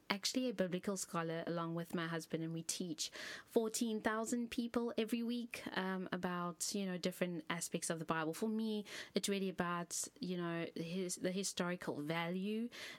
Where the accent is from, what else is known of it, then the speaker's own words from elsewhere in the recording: Cape Town, Western Cape, South Africa; I am from Cape Town, South Africa